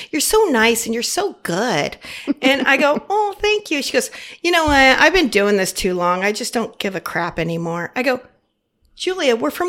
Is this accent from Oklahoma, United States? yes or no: no; Arizona, United States; born there; And I had family in Phoenix and I was born in Arizona.